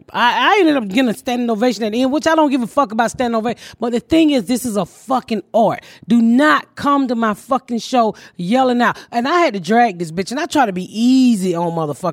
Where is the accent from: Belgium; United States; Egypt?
United States; the South; I'm from the South